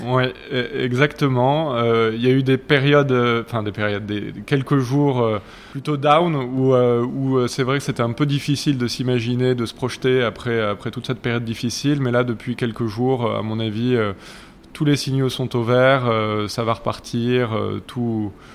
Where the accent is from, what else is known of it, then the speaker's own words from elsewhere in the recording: Paris, Île-de-France, France; moi, je suis un vrai Parisien. J'ai grandi à Paris euh, dans le 6e